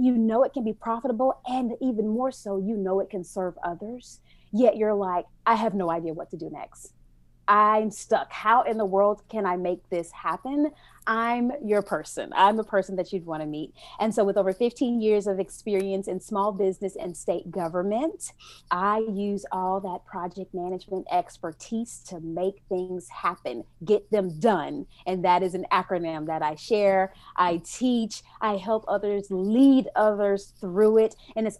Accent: United States; I love my America, even though I don't agree with everything that happens within, right? But I am an American girl

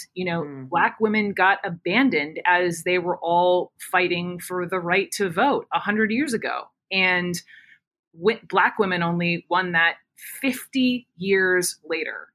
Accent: Atlanta, Georgia, United States; moved away as an adult; also born or lived in Chapel Hill; I grew up in Atlanta.

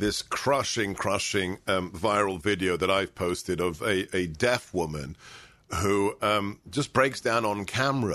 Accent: United Kingdom; I learned German in the school in the UK

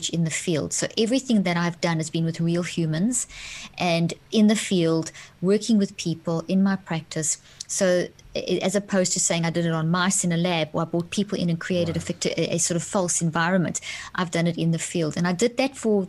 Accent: South Africa; moved away; also born or lived in Zimbabwe; I grew up in South Africa, born in Zimbabwe, grew up in South Africa

